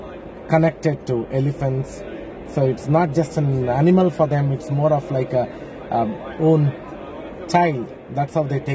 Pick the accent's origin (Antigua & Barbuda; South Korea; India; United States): India; I'm from India.